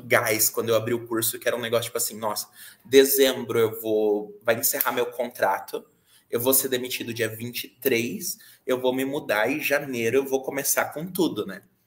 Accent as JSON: {"language": "Portuguese", "town": "Araquari", "region": "Santa Catarina", "country": "Brazil", "said": "eu sou de Araquari, Santa Catarina, onde aqui nessa cidade eu tô com a Orion Jogos"}